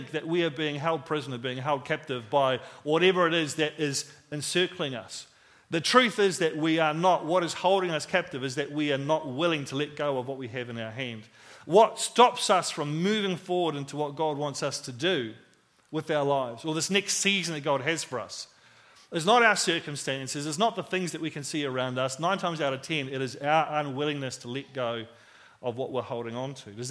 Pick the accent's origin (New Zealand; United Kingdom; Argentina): New Zealand; Christchurch, Canterbury; we moved from New Brighton, which is where I lived and where I played all my football. We moved out to the country